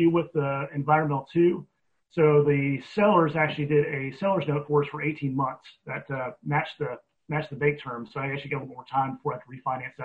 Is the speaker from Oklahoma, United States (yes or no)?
yes; Oklahoma, United States; I'm from Oklahoma